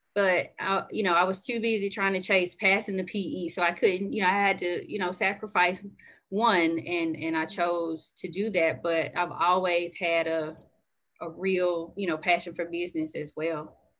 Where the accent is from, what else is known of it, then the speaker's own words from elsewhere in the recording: Birmingham, Alabama, United States; I grew up here in Birmingham, Alabama.